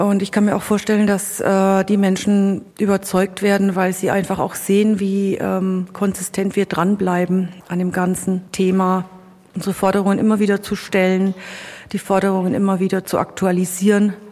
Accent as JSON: {"language": "German", "region": "Bavaria", "country": "Germany", "tie": "born or raised there", "said": "Ich bin hier äh, in der Nähe von Immenreuth geboren. Also bin hier quasi in meine Heimat zurückgekommen"}